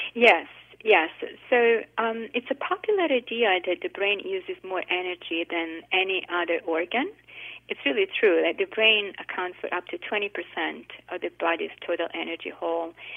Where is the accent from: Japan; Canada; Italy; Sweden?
Italy; now in United States; I grew up in Italy